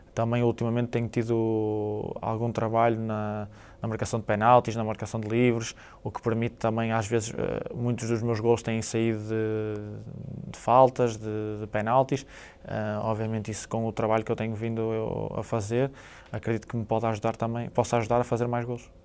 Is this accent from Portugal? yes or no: yes; Portugal; moved away; como português